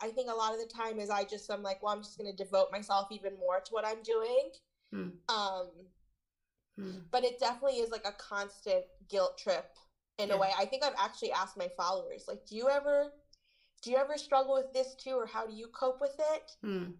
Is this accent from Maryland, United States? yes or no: no; New York City, New York, United States; Yeah, so I was born and raised in New York City.